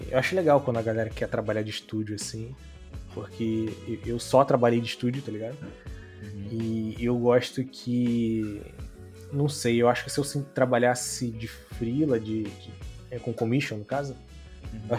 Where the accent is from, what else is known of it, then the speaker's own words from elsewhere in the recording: Brazil; Já não basta ser brasileiro, tem que ser excluído. Só porque sou brasileiro, cara.